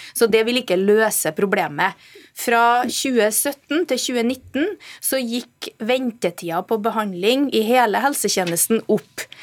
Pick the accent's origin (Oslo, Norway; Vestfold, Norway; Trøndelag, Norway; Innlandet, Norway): Trøndelag, Norway; jeg kommer fra Trøndelag